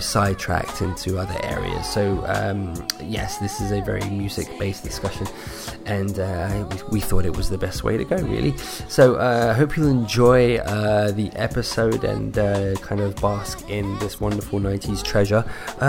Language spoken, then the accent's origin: English; London, United Kingdom; I'm from London in the UK